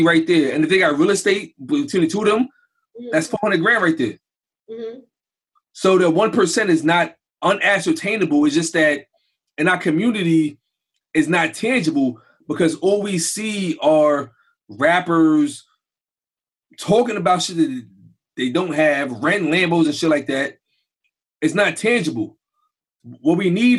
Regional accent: New York City, New York, United States; I grew up in Brownsville and Crown Heights without nothing.

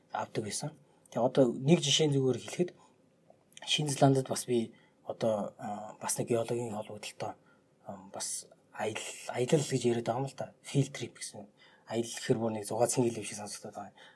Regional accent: Mongolia; би Монголоос ирсэн

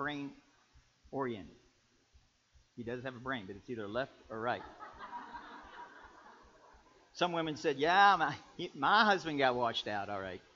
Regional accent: Kentucky, United States; I'm from Kentucky.

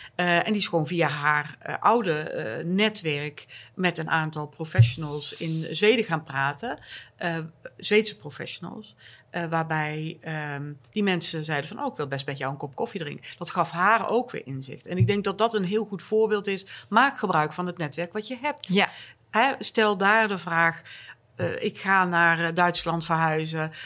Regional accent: North Brabant, Netherlands; accent: zachte G; moved away as an adult; now in Stockholm, Sweden; als Brabantse uit Stockholm belt

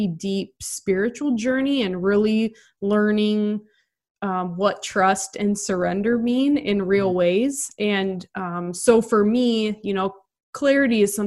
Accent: Nebraska, United States; moved away; also born or lived in Cedar Rapids, Iowa; I grew up in Nebraska, went to Mount Mercy.

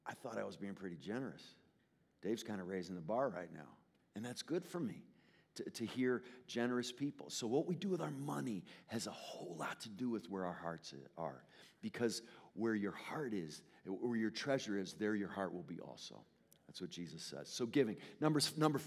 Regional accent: Connecticut, United States; I'm from Connecticut. I grew up in Connecticut

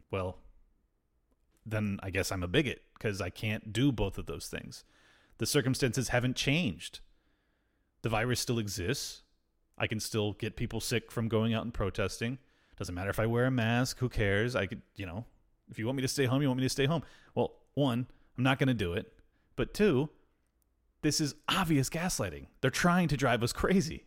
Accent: United States; I'm extremely American, and I'm super white

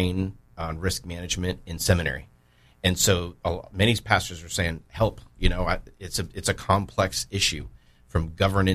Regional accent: Santa Clarita, California, United States; moved away as an adult; also born or lived in Louisville, Kentucky; now in Jacksonville, United States; so Santa Clarita, the San Fernando Valley. If anyone's familiar with the Los Angeles area, that was home until 2008 when I moved to Louisville, Kentucky

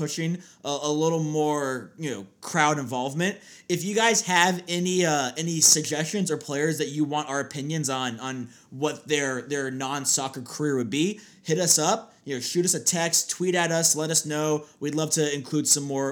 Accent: Tampa, Florida, United States; my hometown area of Tampa Bay

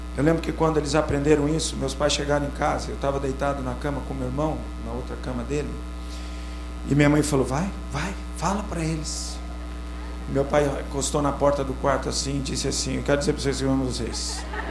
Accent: Sorocaba, São Paulo, Brazil; eu sou de Sorocaba, 40 graus centígrados

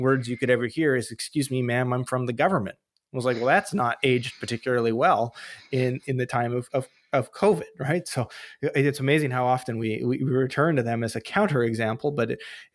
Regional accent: British Columbia, Canada; I'm from British Columbia

